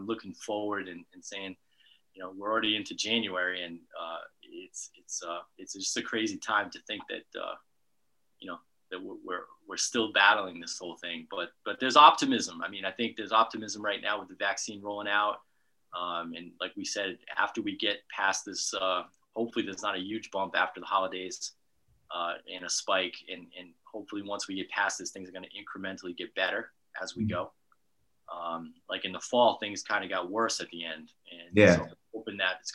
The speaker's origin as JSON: {"language": "English", "town": "Bristol", "region": "Rhode Island", "country": "United States", "tie": "born or raised there", "also_born_or_lived": "New Hampshire", "said": "I'm a native Rhode Islander, so I grew up in Bristol, Rhode Island"}